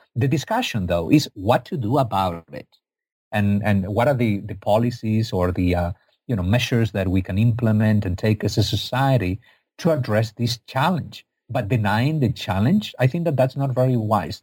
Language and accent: English; Spain; I'm from Spain, not from Egypt.